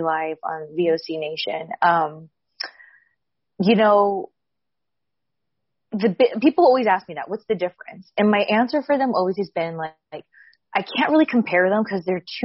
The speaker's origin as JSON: {"language": "English", "region": "Southern California", "country": "United States", "said": "I come from SoCal, I'm very Mexican"}